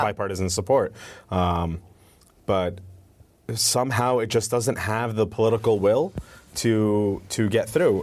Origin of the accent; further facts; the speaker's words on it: United States; also born or lived in Syria; I'm the only one in my family born here in the United States